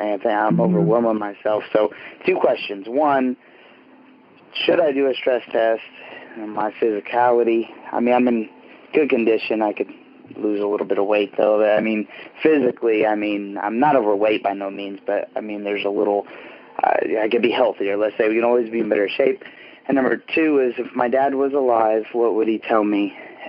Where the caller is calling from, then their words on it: Terre Haute, Indiana, United States; I am calling from Terre Haute, Indiana.